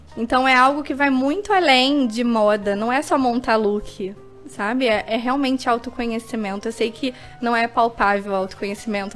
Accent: Rio de Janeiro, Brazil; sendo carioca

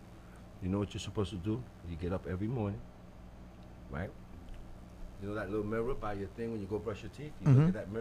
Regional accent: Hialeah, Florida, United States; we're both from Hialeah.

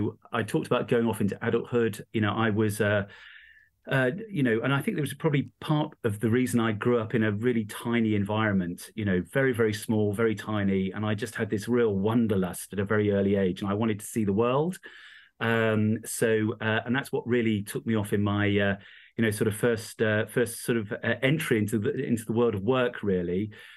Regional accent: East Midlands, United Kingdom; So I grew up in the East Midlands, a little tiny county called Rutland.

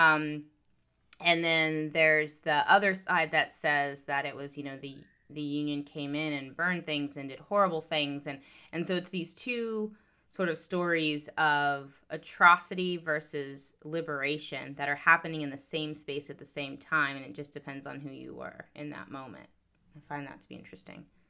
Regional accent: Florida Panhandle, United States; moved away; I was in a more rural part of Florida, the Panhandle

